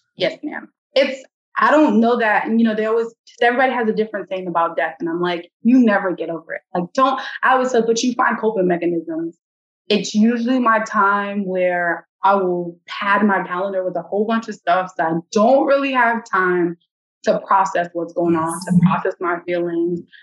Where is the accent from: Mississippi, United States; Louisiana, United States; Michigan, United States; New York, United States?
New York, United States; I grew up in New York. Yeah, it's a city, but then I spent a portion of my life in the suburbs.